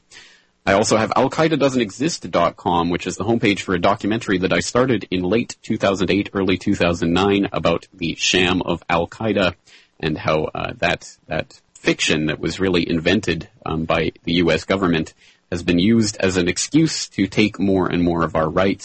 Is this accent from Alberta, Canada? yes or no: yes; Calgary, Alberta, Canada; moved away as an adult; now in Japan; I am a Canadian. I was born and raised in the foothills of the Rocky Mountains in beautiful Calgary, Alberta